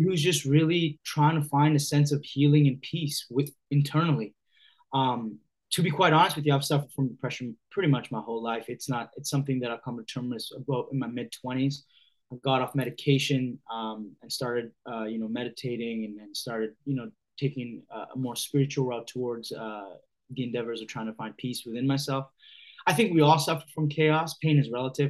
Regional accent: Hamilton, Ontario, Canada; I grew up in Hamilton, Ontario, which is about 45 minutes southwest of Toronto

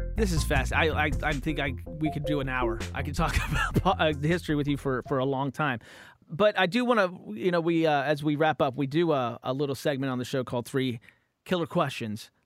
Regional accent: Romney, West Virginia, United States; now in California, United States; I grew up in West Virginia

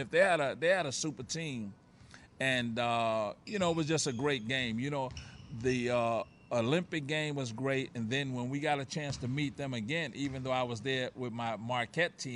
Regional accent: Puerto Rico; born there; the people in Puerto Rico knew that I was born in Puerto Rico.

